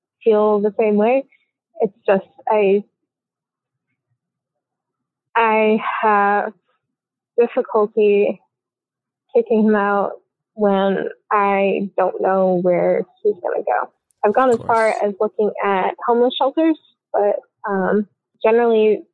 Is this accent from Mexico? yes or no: no; Belgium; now in United States; I've been based in America for a very long time, but I'm originally from Belgium.